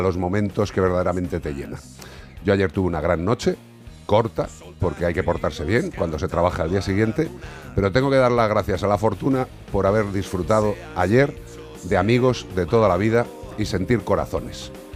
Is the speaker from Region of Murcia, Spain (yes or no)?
no; Galicia, Spain; la población gallega, para mi tierra y para mis paisanos